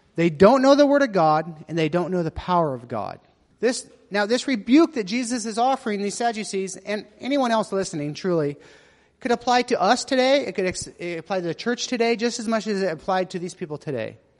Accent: United States; moved away; I'm American

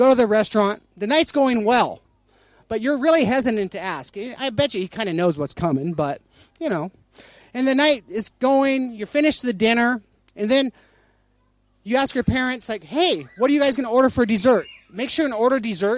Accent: United States; I'm American

